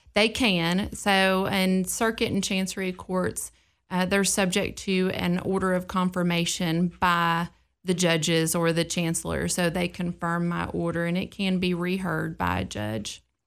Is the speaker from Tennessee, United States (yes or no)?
yes; Clarksville, Tennessee, United States; being born and raised in Clarksville